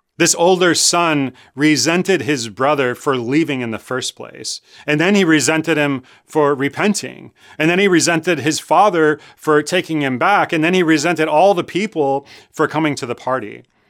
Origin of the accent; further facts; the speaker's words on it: Chicago, Illinois, United States; I grew up in Chicago. I went to Lane Tech High School